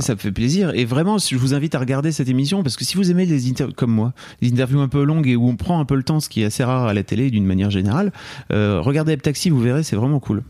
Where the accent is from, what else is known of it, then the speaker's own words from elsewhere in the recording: Lille, Hauts-de-France, France; en tant que Lillois, moi, j'ai grandi la frontière belge